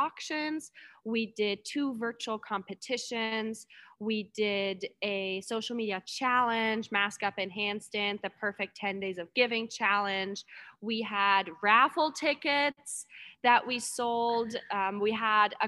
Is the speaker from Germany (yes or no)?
yes; Germany; now in Anchorage, United States; I'm from Germany, a lot of my friends and family from back home